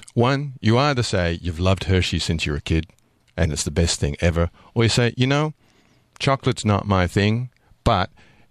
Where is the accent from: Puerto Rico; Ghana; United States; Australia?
Australia; accent: slightly Australian; I mean, my accent is slightly Australian, but I have a British passport.